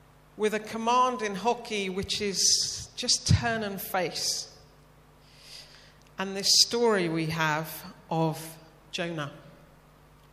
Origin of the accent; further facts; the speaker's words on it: United Kingdom; being the Brit in a room full of Americans